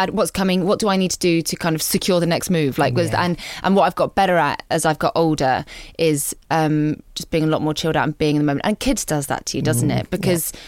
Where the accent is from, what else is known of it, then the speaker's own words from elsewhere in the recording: Guernsey; moved away as an adult; the whole time I was growing up on Guernsey